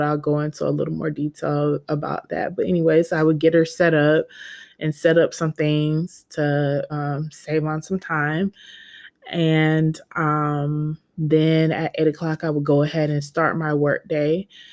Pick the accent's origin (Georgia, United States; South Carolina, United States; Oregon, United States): Georgia, United States; I'm, was born and raised in Georgia.